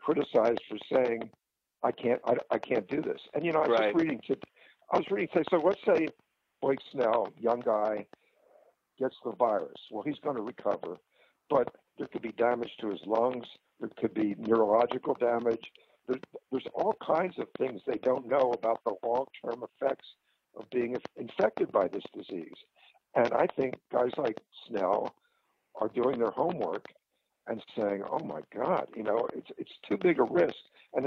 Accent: Philadelphia, Pennsylvania, United States; moved away; I grew up in Philadelphia, National League City

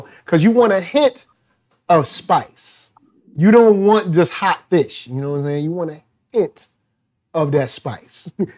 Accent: the South, United States; Now that is some country, that is some country, but I'm from the South.

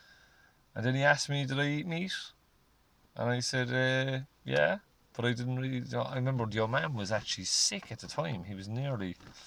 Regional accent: Ireland; we're Irish

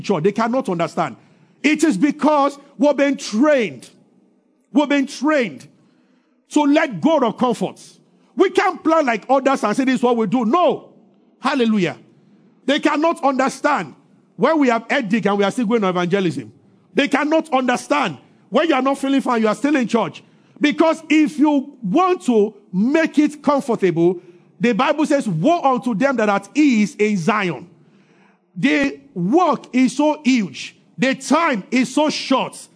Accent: Nigeria; I grew up in Sele

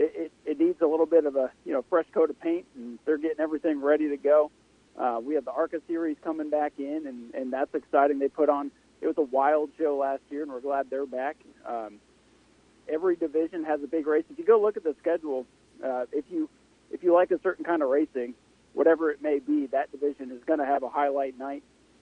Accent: Canada; So I'm down from Canada to enjoy the races

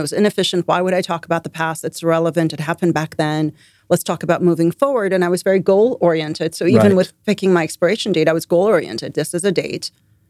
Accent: Iran; also born or lived in London; now in United States; I was born in Iran. I lived in Iran for a bunch of years. Then we moved to London. I lived in London. And then we moved to the States.

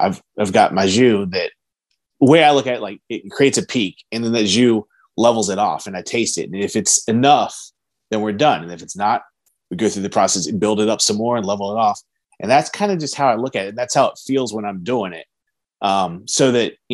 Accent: West Virginia, United States; I'm from West Virginia

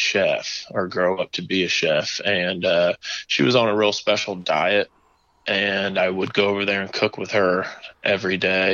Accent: Marion, Indiana, United States; also born or lived in Carmel, Indiana / Guam; my hometown of Marion, Indiana

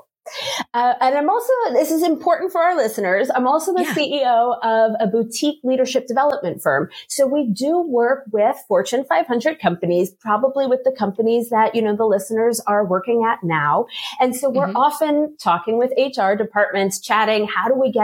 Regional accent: New York, United States; moved away as an adult; also born or lived in Maryland / Washington, D.C.; now in Switzerland; I am originally from New York

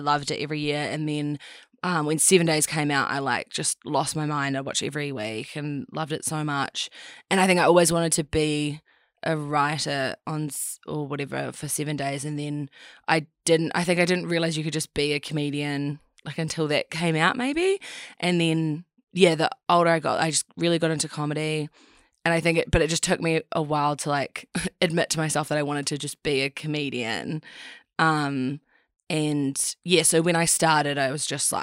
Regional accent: Christchurch, Canterbury, New Zealand; moved back to New Zealand, moved back to Christchurch.

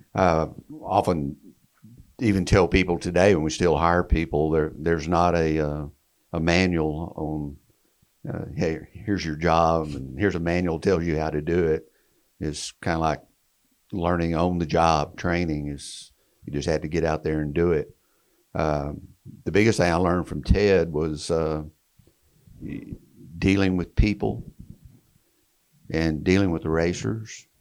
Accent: Wichita Falls, Texas, United States; my hometown, Wichita Falls, Texas

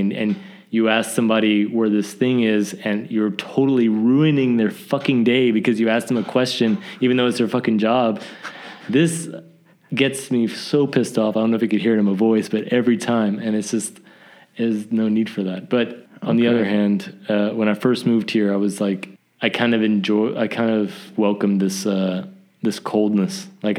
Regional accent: the South, United States; It's just the way I grew up, I think. Just growing up in the South was...

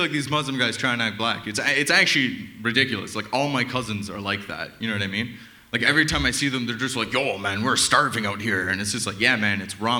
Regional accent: Toronto, Ontario, Canada; So I mean, I'm from Toronto. I mean, it's crazy. I can like see the duality of like the upper and the middle class in my city.

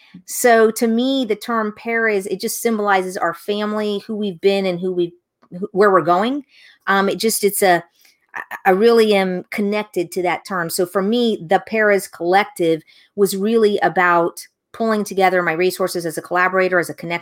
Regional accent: Tampa, Florida, United States; So where I'm from, I'm originally from Tampa, Florida. So I'm one of those few who is born and raised right here in the same place that I continue to live. So we're a fourth generation Tampanian.

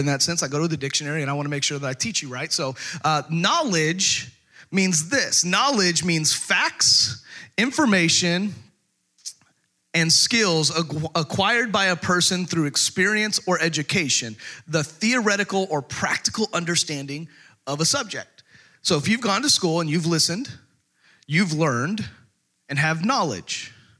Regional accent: Texas, United States; moved away; I was born and raised in Texas

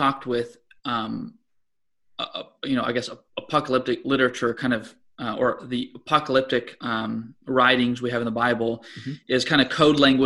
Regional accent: United States; as an American

